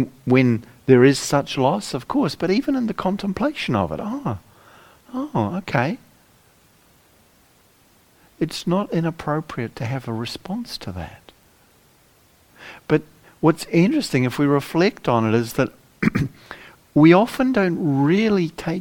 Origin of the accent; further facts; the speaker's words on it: New Zealand; moved away as an adult; also born or lived in England; now in United Kingdom; I spent the first sort of half of my life growing up in New Zealand